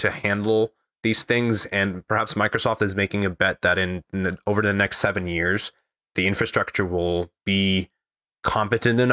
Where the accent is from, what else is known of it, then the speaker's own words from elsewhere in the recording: Lebanon; growing up in Lebanon